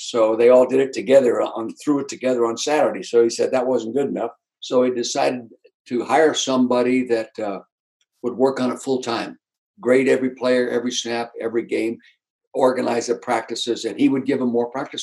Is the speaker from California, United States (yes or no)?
yes; Calistoga, California, United States; moved away as an adult; also born or lived in Kansas City; now in Philadelphia, United States; my hometown in Calistoga in the Napa Valley